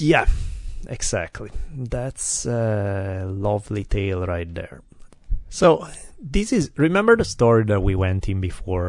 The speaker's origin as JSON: {"language": "English", "country": "Italy", "tie": "born or raised there", "second_language": "English", "moved": "yes", "lives_now": "United States", "said": "growing up in Italy when I'm ten years old"}